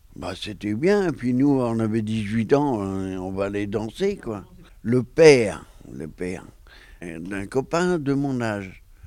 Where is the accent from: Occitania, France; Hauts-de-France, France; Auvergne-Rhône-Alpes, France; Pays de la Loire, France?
Pays de la Loire, France; Saint-Herblon; j'étais de Saint-Herblon